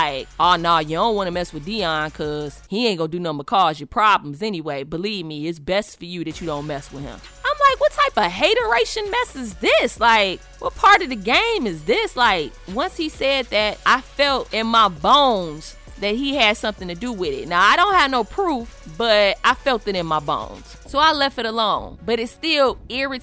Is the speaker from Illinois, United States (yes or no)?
yes; Chicago, Illinois, United States; I'm your sister from Chicago